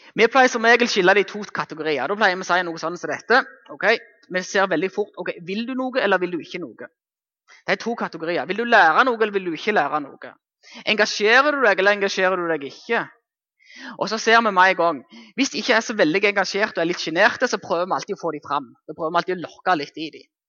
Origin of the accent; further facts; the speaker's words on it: Jæren, Rogaland, Norway; Nå er jeg hjemme på Jæren.